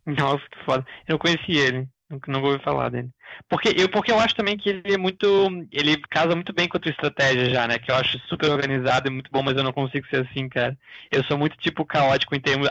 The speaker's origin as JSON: {"language": "Portuguese", "town": "Florianópolis", "region": "Santa Catarina", "country": "Brazil", "said": "eu sou aqui do sul do Brasil, de Floripa"}